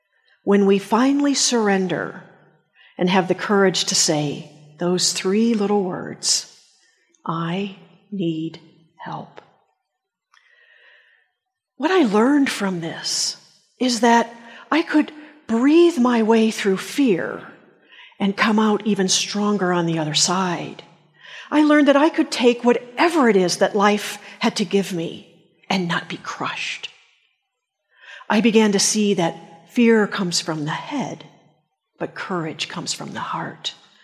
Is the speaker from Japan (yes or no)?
yes; Japan; I grew up in Japan, and I can remember having a very numinous experience as a little girl.